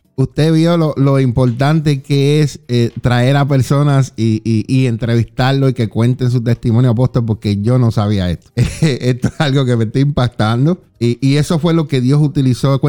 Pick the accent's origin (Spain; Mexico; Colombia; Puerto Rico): Puerto Rico; Juana Díaz; Yo soy del barrio Lomas de Juana Díaz